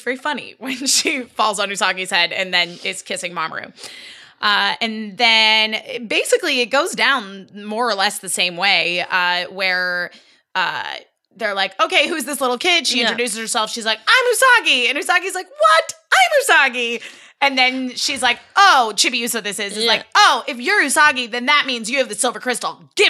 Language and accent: English; United States; I'm American.